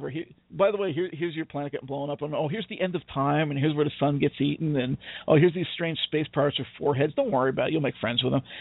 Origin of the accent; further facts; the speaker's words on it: United Kingdom; I'm British. I know how to handle this. We we know how to queue up like nobody's business.